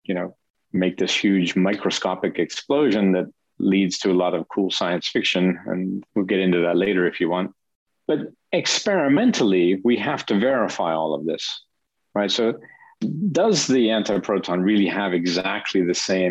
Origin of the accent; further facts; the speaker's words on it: United States; moved away as an adult; also born or lived in Denmark; now in Geneva, Switzerland; I'm an American, but I've been in Europe for 30 years or so